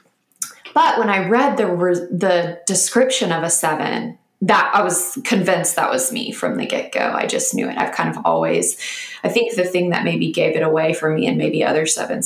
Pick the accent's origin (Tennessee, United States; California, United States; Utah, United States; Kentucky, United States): Tennessee, United States; Nashville; now in Austin, United States; from Nashville